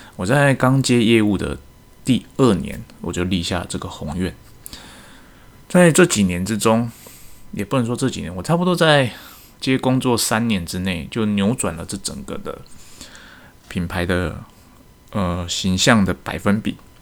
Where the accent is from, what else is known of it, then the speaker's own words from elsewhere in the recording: Taiwan; 身为一个台湾人，我希望台湾之光可以再世界各地发扬光大